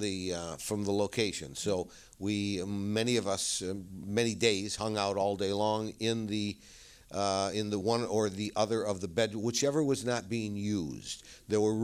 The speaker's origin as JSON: {"language": "English", "town": "Rochester", "region": "New York", "country": "United States", "said": "I come from Rochester, New York"}